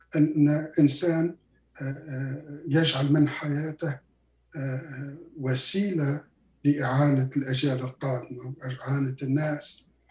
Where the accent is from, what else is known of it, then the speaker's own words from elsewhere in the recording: Béja, Tunisia; moved away as an adult; also born or lived in Quebec, Canada / Ontario, Canada; now in Canada; من أولاد الخضر This is منطقة في ضواحي مدينة باجة بشمال تونس